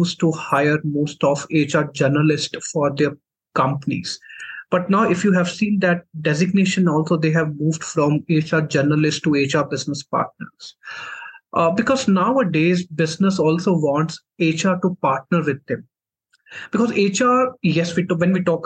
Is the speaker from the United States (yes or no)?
no; Jammu, Jammu and Kashmir, India; So I'm from Jammu and Kashmir. So I did my complete education in Jammu itself